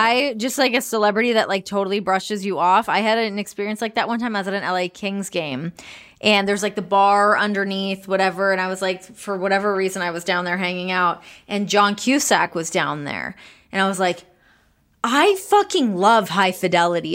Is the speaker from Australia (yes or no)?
no; Canada; moved away as an adult; also born or lived in Los Angeles; now in United States; I'm Canadian